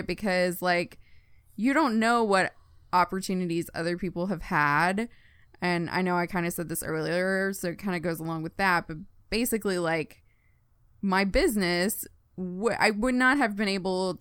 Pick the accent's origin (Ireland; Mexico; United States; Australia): United States; Longview, Texas; moved away as an adult; also born or lived in Shreveport, Louisiana; now in Tulsa, United States; I born and raised in Longview, Texas. I graduated high school there